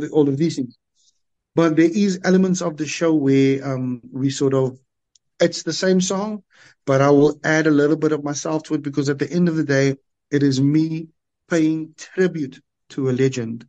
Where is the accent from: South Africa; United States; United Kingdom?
South Africa; Cape Town, Western Cape; growing up in the Cape Flats, every school had the do up groups